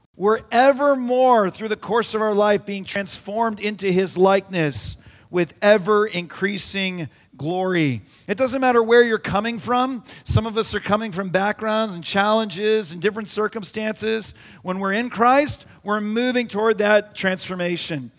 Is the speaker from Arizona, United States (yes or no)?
yes; Arizona, United States; We had a pool growing up in Arizona